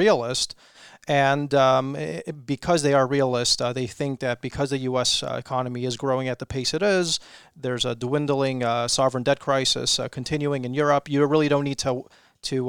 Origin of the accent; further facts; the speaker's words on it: Chicago, Illinois, United States; moved away as an adult; also born or lived in London; now in California, United States; I'm from Chicago, actually